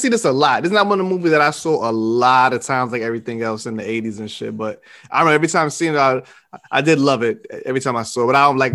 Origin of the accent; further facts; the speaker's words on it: New York City, New York, United States; So they was in my hometown and shit, of course. They was in Queens, yo